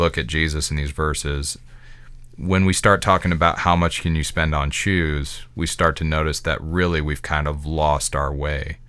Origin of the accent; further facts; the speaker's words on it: Midwest America, United States; I can only speak as an American. That's my context, a Midwest American.